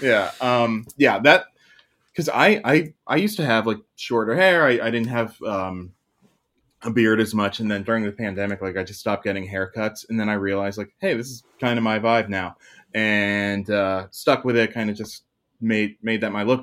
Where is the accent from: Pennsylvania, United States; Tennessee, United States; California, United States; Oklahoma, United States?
Pennsylvania, United States; Pittsburgh; I'm in Pittsburgh